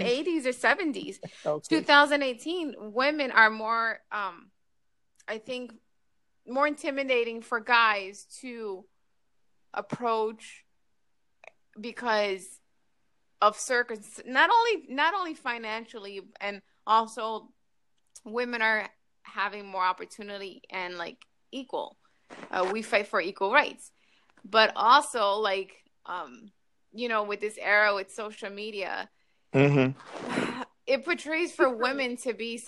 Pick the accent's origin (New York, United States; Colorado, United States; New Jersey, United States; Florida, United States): New York, United States; New York City; I'm from Queens? Corona.